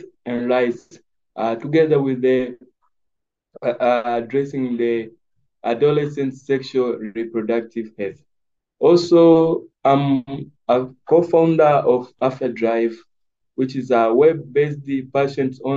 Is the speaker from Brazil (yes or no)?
no; Mwanza, Tanzania; I was born in Mwanza, Tanzania, in 1999. And I got started there at Mwanza from my primary school, secondary school, and to the advanced level